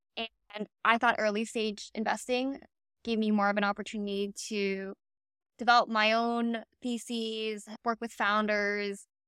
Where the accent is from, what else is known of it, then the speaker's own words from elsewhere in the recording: Miami, Florida, United States; I was born and raised in Miami